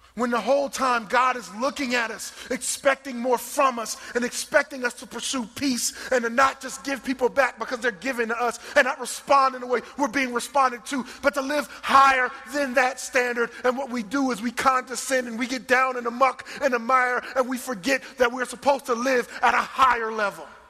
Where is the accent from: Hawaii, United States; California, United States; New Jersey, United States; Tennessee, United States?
New Jersey, United States; moved away; I'm from New Jersey